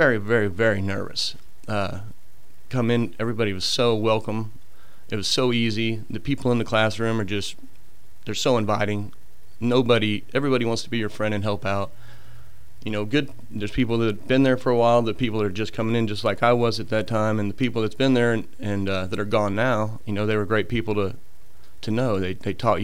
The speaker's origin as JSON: {"language": "English", "town": "Kansas City", "region": "Missouri", "country": "United States", "tie": "born or raised there", "moved": "as an adult", "lives_now": "Gulf Shores, United States", "said": "Born and raised in Kansas City, Missouri"}